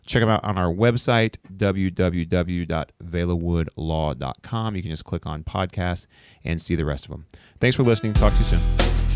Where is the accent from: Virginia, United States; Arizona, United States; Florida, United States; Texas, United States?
Texas, United States; Arlington; I grew up in Arlington